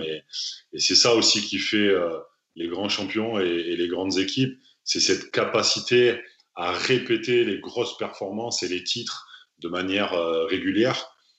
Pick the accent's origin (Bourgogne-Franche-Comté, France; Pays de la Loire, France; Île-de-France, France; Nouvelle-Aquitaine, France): Nouvelle-Aquitaine, France; Bordeaux; moved away as an adult; je suis né à Bordeaux, euh, dans la région bordelaise. J'ai grandi jusqu'à l'âge de 20 ans à Bordeaux